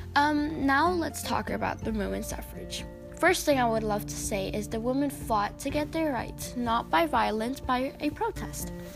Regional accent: India; I come from India

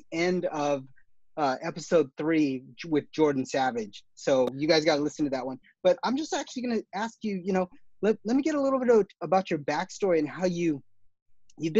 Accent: Guam; So I'm from Guam

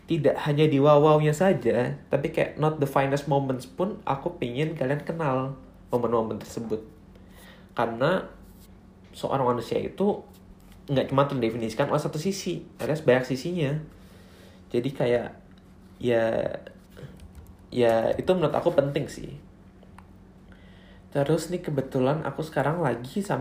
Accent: North Sumatra, Indonesia; Terus kalau … itu marga aku, karena aku orang Batak.

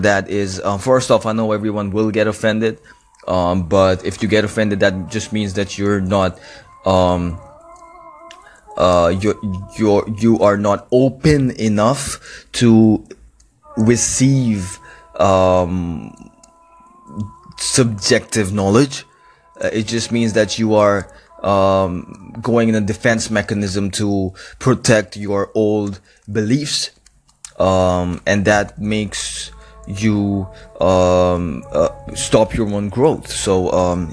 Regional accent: Karachi, Sindh, Pakistan; Karachi, which is my hometown.

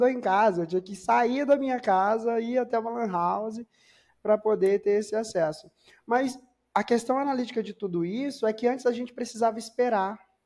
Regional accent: Maranhão, Brazil; Eu sou natural do Maranhão.

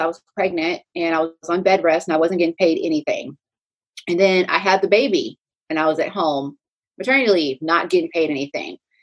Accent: Pflugerville, Texas, United States; also born or lived in Clarendon, Texas; I'm originally from Pflugerville, Texas

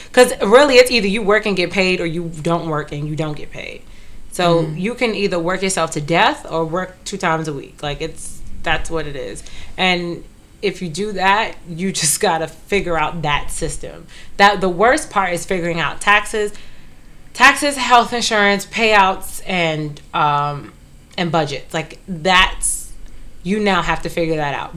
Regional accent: New York City, New York, United States; I grew up in Brooklyn

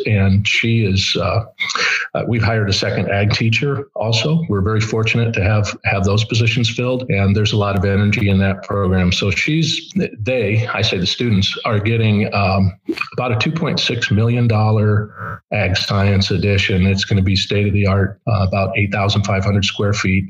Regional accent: Kewanee, Illinois, United States; I was born and raised in Kewanee

